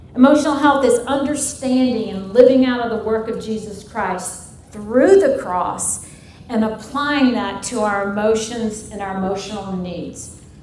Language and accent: English; St. Louis, Missouri, United States; also born or lived in Denver, Colorado / Northwest Arkansas; now in Mobile, Alabama, United States; I'm originally from St. Louis, Missouri